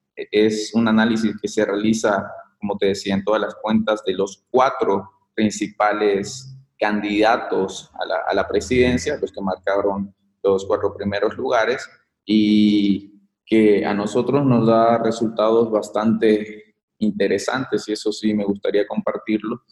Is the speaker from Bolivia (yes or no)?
yes; Bolivia; moved away as an adult; salí de, de Bolivia